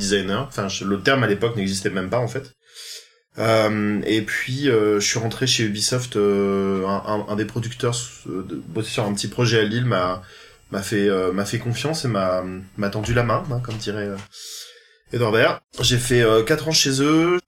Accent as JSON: {"language": "French", "country": "Réunion", "tie": "born or raised there", "also_born_or_lived": "Paris", "moved": "as an adult", "said": "je viens de l'île de la Réunion. J'ai passé, euh, je suis né là-bas, j'ai passé mon bac"}